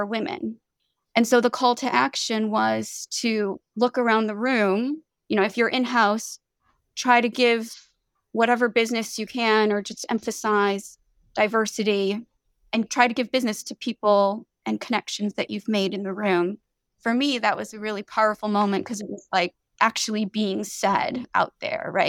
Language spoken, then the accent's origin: English; Chicago, Illinois, United States; moved away as an adult; also born or lived in Boston, United States; now in New York, United States; I was born and raised in Chicago